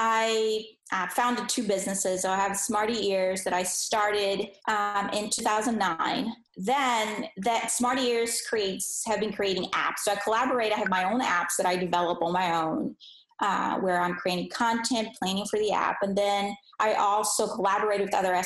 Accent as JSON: {"language": "English", "country": "Brazil", "tie": "born or raised there", "also_born_or_lived": "Philadelphia", "second_language": "English", "moved": "as an adult", "said": "I was born in Brazil, and that's where I grew up. So I was there for 21 years of my life, and I didn't speak any English."}